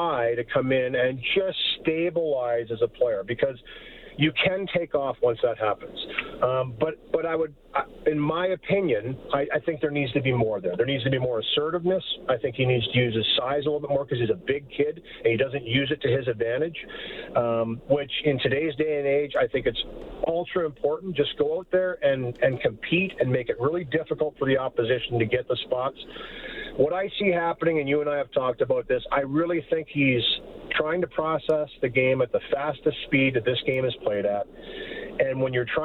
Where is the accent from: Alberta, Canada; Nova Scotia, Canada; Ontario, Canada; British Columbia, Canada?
Ontario, Canada; Port Elgin; I was roofing in my hometown of Port Elgin at the time